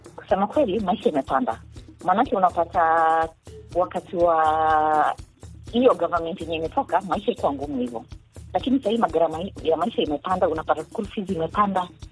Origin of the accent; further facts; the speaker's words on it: Kenya; kama mkenya